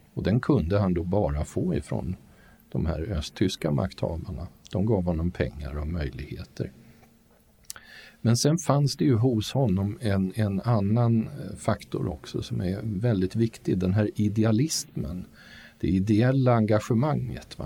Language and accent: Swedish; Sweden; mig som rikssvensk då född på 50-talet